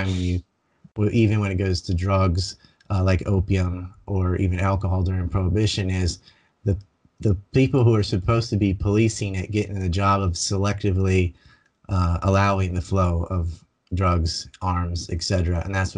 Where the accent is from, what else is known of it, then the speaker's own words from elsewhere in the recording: United States; my home country, the United States. I'm actually doing this from Japan